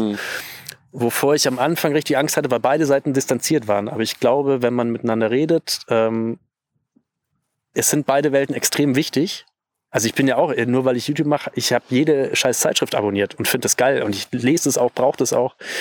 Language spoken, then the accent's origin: German; Bavaria, Germany; bei uns in Bayern würde man sagen